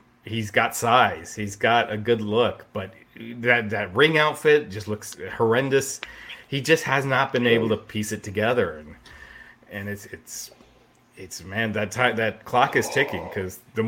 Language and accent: English; Kentucky, United States; I was actually born in Kentucky